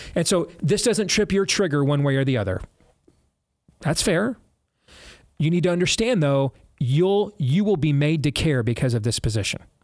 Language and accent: English; Michigan, United States; we're all from Michigan and our whole family's Michigan fans